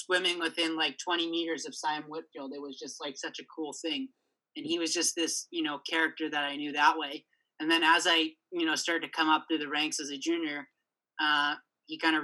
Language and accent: English; Canada